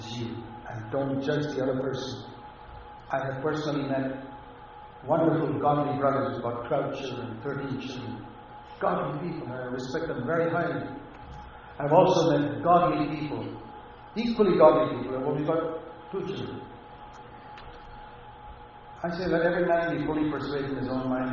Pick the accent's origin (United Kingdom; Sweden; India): India; moved away; I come from India, where I've been in poor villages